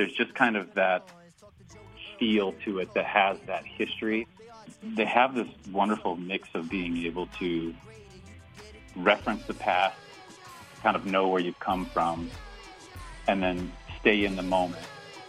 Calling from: Iowa, United States; I'm calling in from Iowa

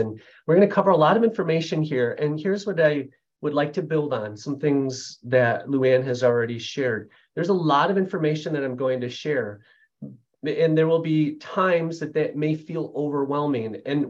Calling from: Grand Rapids, Michigan, United States; I'm joining you from Grand Rapids, Michigan area.

